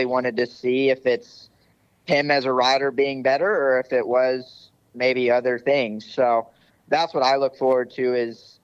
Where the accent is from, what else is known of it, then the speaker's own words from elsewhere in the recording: the South, United States; we're from the South